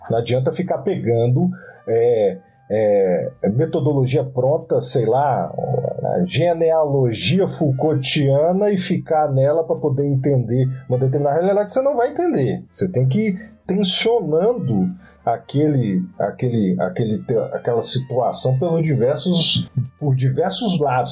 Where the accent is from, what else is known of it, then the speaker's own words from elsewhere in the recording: Minas Gerais, Brazil; eu sou de Minas Gerais